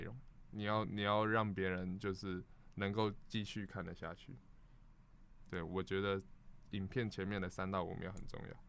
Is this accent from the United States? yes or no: yes; United States; Chinese is a second language; I'm from America. OK